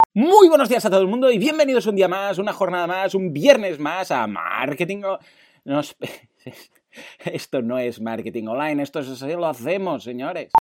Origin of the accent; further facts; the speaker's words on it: Spain; soy español